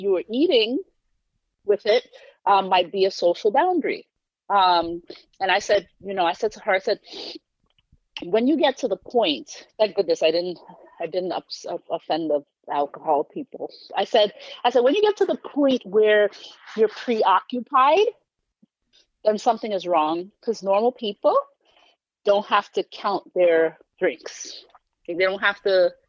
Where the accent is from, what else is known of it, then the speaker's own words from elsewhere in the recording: New York City, New York, United States; also born or lived in Philadelphia; I've lived in various neighborhoods, but my, the neighborhood I claim is Flatbush, Brooklyn